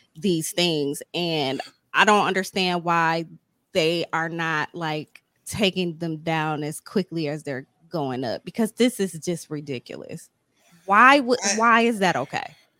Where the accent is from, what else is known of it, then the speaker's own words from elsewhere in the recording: Ohio, United States; I'm from Ohio